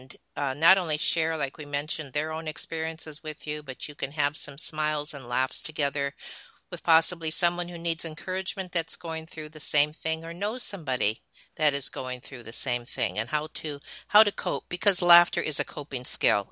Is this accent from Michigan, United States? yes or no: yes; Detroit, Michigan, United States; moved away; growing up in Detroit, Michigan, and then my husband moves me to, you know, a place that has like 1,000 people